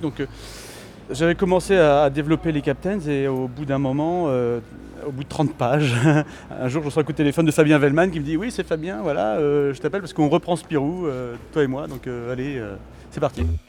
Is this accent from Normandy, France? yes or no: yes; Normandy, France; Moi, je suis normand